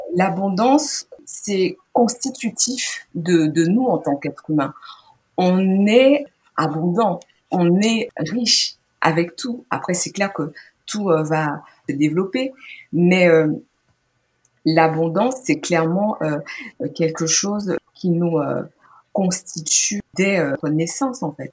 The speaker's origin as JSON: {"language": "French", "country": "Guadeloupe", "tie": "born or raised there", "said": "j'ai grandi donc en Guadeloupe"}